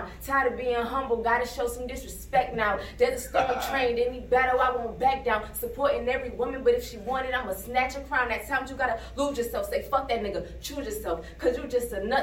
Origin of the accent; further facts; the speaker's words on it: Buffalo, New York, United States; We're from Buffalo, New York.